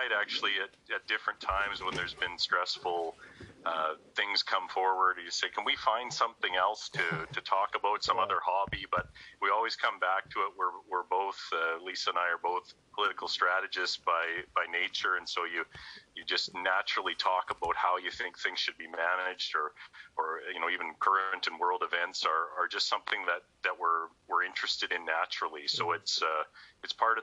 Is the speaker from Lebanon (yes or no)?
no; Chilliwack, British Columbia, Canada; I'm born and raised in Chilliwack, BC